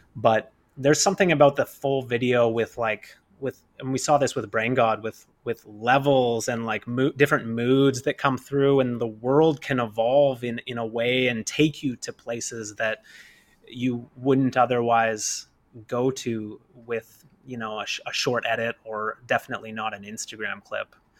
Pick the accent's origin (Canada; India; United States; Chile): Canada; Kamloops, British Columbia; I'm not from New York. I'm from Kamloops